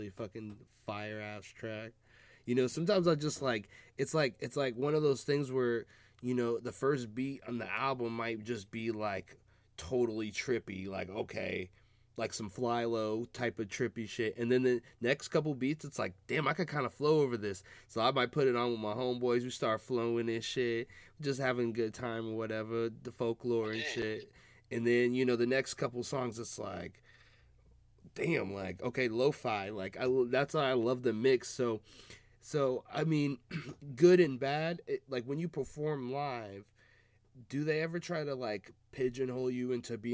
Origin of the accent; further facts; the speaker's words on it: Seattle, Washington, United States; growing up in Seattle